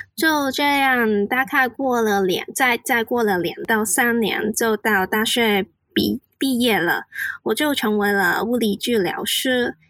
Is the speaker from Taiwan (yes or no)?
no; Hong Kong; Chinese is a second language; 我是来自香港的， 所以我的国语没有很好，讲话就会比较慢一点